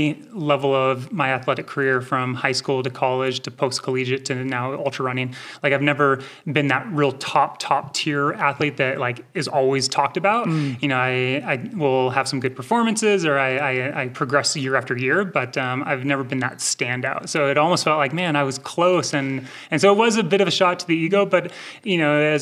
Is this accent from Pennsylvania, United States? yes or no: no; Rocklin, California, United States; also born or lived in Minnesota; now in Mammoth Lakes, United States; I grew up in Rockland, which is just minutes from Auburn.